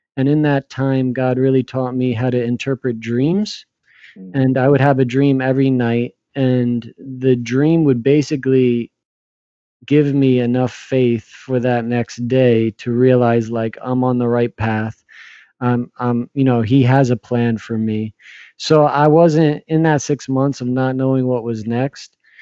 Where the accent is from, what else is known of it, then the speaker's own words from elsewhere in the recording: New Jersey, United States; moved away as an adult; now in New York City, United States; I grew up in New Jersey, about an hour and a half from Manhattan